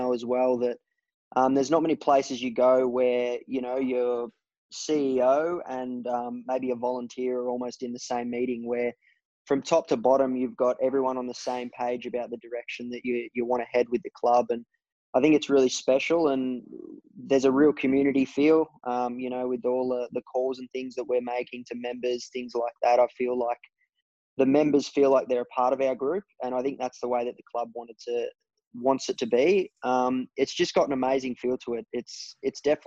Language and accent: English; Lilydale, Victoria, Australia; born or raised there; also born or lived in Sydney